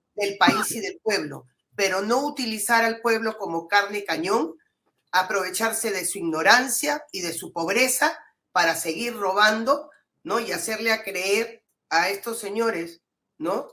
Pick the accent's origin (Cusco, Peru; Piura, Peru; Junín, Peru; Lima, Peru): Piura, Peru; soy piurana y amo mi, tierra